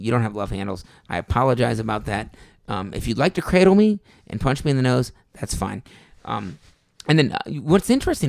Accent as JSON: {"language": "English", "region": "Ohio", "country": "United States", "said": "obviously we're from Ohio."}